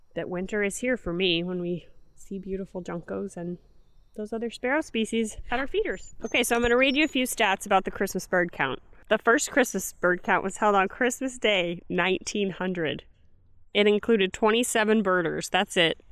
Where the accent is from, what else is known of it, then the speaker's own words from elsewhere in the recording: Kirksville, Missouri, United States; I'm from Kirksville